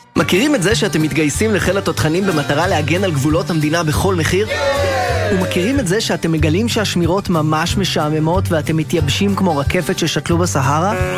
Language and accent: Hebrew; Israel